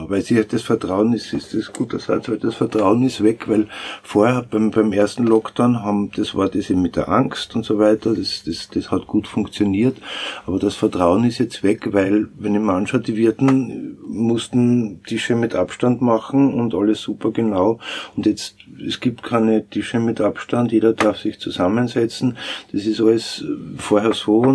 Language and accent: German; Styria, Austria; now in Vienna, Austria; Ich selber bin ja auch ein Landkind, bin auch kein Wiener, komme aus der Steiermark und bin eben seit 82 in Wien